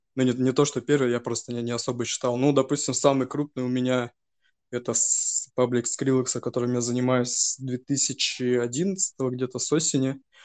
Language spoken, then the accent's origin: Russian; Novosibirsk, Novosibirsk Oblast, Russia; Я с э, Новосибирска, это мой родной город, где я, в принципе, и вырос, и сейчас живу